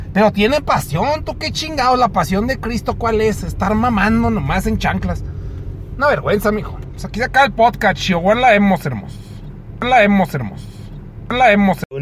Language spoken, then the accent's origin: Spanish; Mexico; Así somos los mexicanos